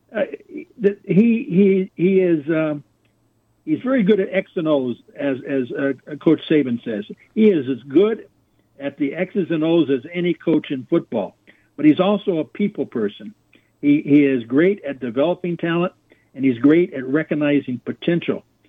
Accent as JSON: {"language": "English", "region": "California", "country": "United States", "tie": "born or raised there", "also_born_or_lived": "Oklahoma", "moved": "yes", "said": "I grew up in California, which has got some pretty good talent as well"}